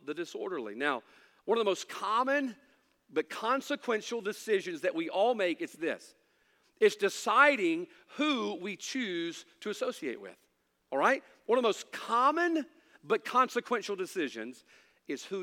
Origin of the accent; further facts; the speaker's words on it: United States; As an American